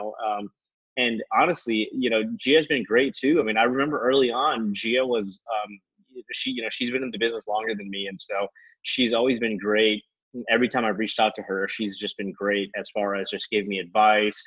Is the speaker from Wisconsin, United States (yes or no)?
no; Minneapolis–Saint Paul, Minnesota, United States; moved away as an adult; also born or lived in Norfolk-Virginia Beach, Virginia; now in Atlanta, United States; I grew up in the Twin Cities. I'm from Minnesota. I grew up in the Twin Cities